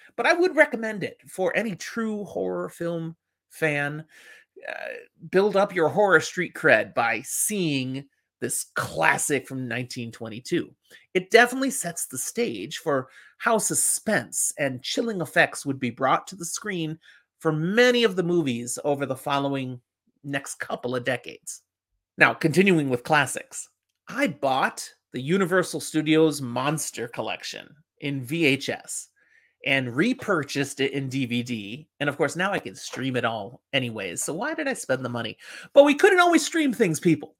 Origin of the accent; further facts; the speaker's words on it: Chicago, Illinois, United States; when I was growing up in Chicago